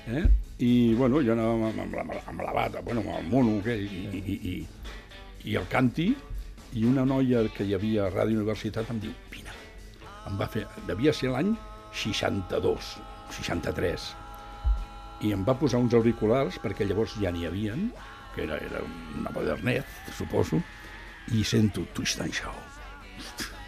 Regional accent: Barcelona, Catalonia, Spain; vaig néixer a Sant, a Sant Andreu.

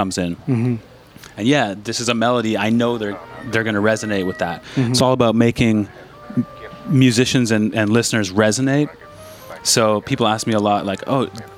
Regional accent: Saskatchewan, Canada; moved away as an adult; also born or lived in Toronto / Berlin; I grew up in Saskatchewan, and then I went to University of Toronto

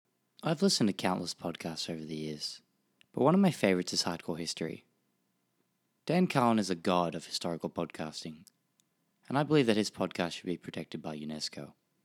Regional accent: Australia; accent: Australian; also born or lived in Tokyo; and lived in Tokyo for 18 years, so this story has a special place in my heart. I'm Australian, if you can't tell from my strange nasally accent

